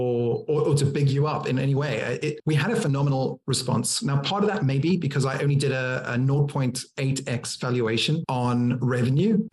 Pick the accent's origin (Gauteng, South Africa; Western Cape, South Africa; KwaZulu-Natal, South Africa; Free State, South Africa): Western Cape, South Africa; Cape Town; now in United Kingdom; I'm originally from Cape Town, South Africa